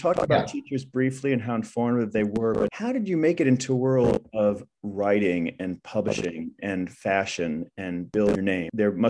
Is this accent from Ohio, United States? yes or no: yes; Ohio, United States; as someone born from Ohio